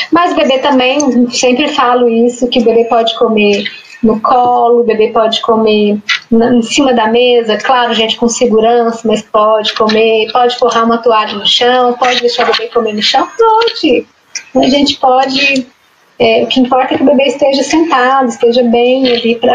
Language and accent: Portuguese; Brazil; Como boa brasileira